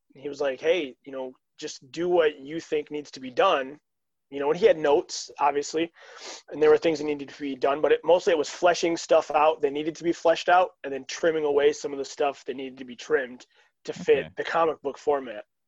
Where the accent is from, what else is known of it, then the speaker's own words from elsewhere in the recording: Holland, Michigan, United States; I'm actually from Holland, Michigan